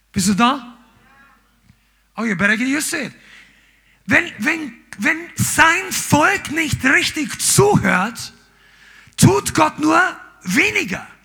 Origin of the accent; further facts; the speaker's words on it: Amberg, Bavaria, Germany; also wir sind in, in Amberg aufgewachsen, das war in der Oberpfalz und in Nürnberg gab es damals einen schönen Zoo.